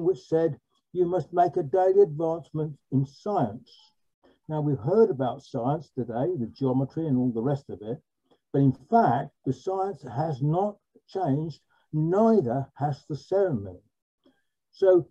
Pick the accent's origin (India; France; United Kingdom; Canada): United Kingdom; London; I'm boringly from London